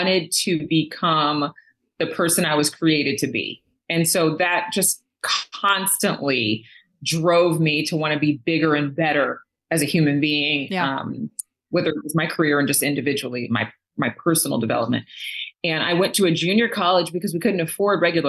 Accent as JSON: {"language": "English", "region": "a very small town in California", "country": "United States", "tie": "born or raised there", "also_born_or_lived": "Los Angeles", "said": "I was from a very rural community"}